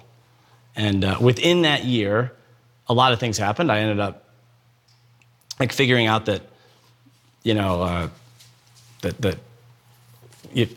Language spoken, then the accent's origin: English; Akron, Ohio, United States; I grew up in Akron, Ohio, in a great family